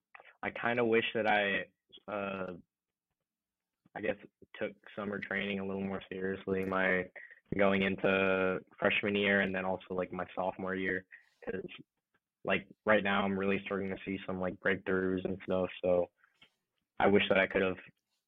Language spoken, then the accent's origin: English; Allen, Texas, United States; Being like from Allen, so it's a nice little town, nice little city. It's like they're just north of Dallas, sort of like a suburban sort of place.